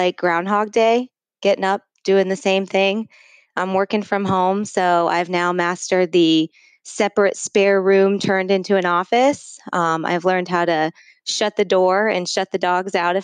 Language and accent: English; Ohio, United States; I've born and raised in Ohio, came down to Columbus to go to college